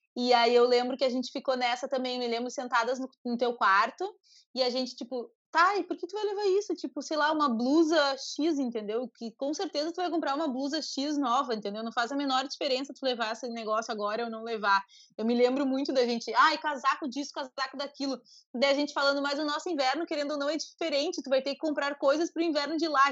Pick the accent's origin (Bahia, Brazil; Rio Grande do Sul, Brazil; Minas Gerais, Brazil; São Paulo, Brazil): Rio Grande do Sul, Brazil; Uruguaiana; Eu cresci em Uruguaiana, nasci em Uruguaiana, né, que é a fronteira com a Argentina